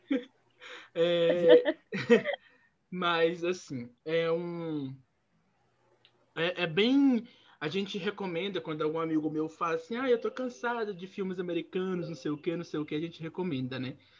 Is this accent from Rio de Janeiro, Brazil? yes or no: no; interior of Minas Gerais, Brazil; eu sou do interior de Minas Gerais